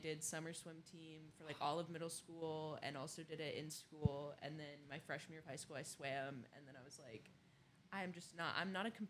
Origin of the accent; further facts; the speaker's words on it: Nashville, Tennessee, United States; now in Los Angeles, United States; I'm from Nashville, Tennessee.